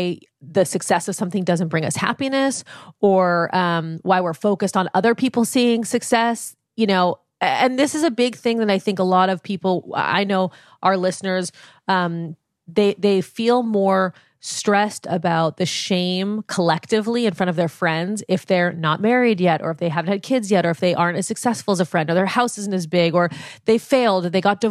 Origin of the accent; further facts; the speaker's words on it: United States; As someone who grew up here